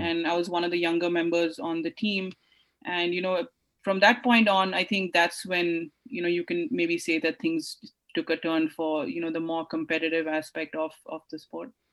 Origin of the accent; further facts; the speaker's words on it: India; I grew up in India